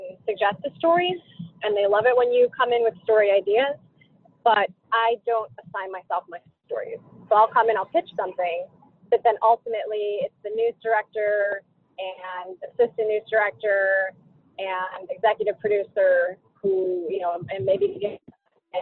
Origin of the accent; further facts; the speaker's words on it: Chicago, Illinois, United States; I grew up in Chicago